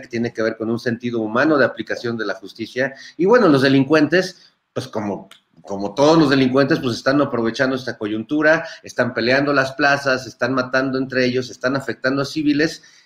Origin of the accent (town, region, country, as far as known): Mexico